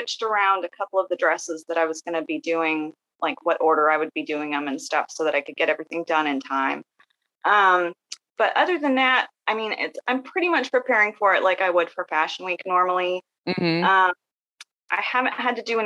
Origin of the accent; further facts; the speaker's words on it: Northwest Arkansas, United States; I'm from Northwest Arkansas. I've lived here for most of my life